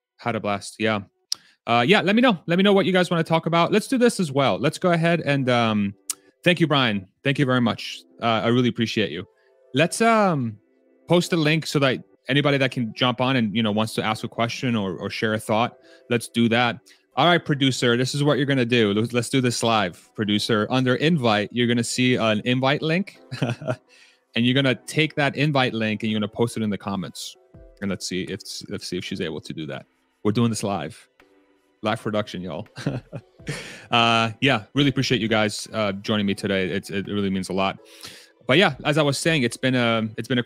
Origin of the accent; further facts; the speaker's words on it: Texas, United States; I'm Texan